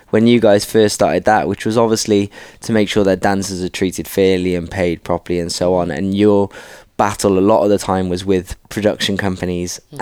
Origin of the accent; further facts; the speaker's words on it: Cardiff, Wales, United Kingdom; moved away; me and … are from Cardiff